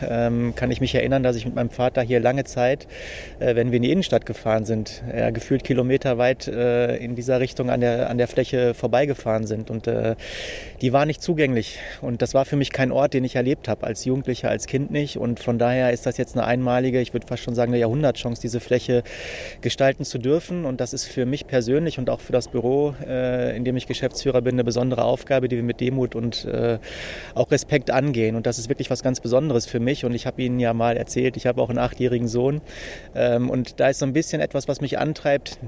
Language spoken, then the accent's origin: German; Dortmund, North Rhine-Westphalia, Germany; Ich selbst, wie Sie sagen, bin in Dortmund zu Hause, bin hier geboren, komme aus dem Dortmunder Nordwesten.